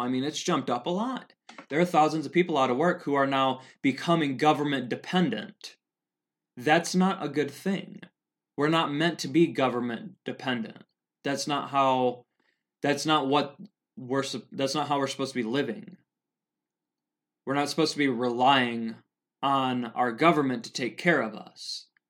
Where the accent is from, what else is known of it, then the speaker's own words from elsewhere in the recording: Helena, Montana, United States; so here in Helena, I'm from Helena, Montana